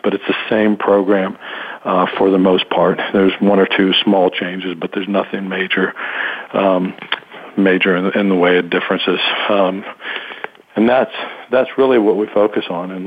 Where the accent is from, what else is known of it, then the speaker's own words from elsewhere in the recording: Alexandria, Virginia, United States; I grew up in Alexandria, Virginia, in a very, very military neighborhood during the Vietnam War